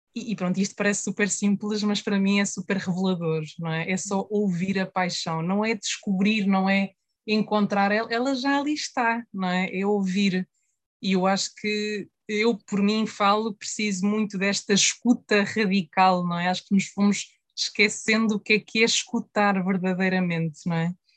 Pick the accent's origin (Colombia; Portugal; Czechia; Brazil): Portugal; a nossa história também como, como portugueses e como portuguesas